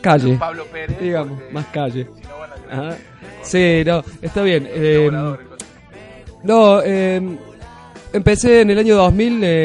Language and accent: Spanish; Córdoba, Argentina; soy de Córdoba, que tengo mis raíces de Córdoba